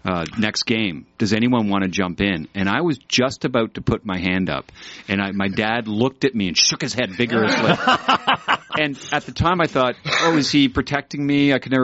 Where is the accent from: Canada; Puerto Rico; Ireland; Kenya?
Canada; Montreal, Quebec; also born or lived in London, Ontario / Toronto; moved to Montreal, where I spent the rest of my childhood, which is where I identify with.